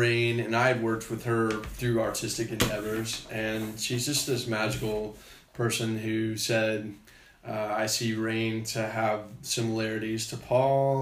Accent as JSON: {"language": "English", "town": "Charlotte", "region": "North Carolina", "country": "United States", "tie": "born or raised there", "said": "I'm from the South. I'm from Charlotte"}